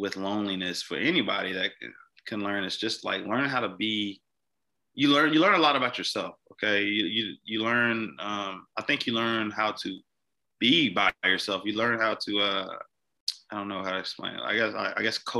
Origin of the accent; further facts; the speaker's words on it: Mississippi, United States; moved away; a police officer in my hometown.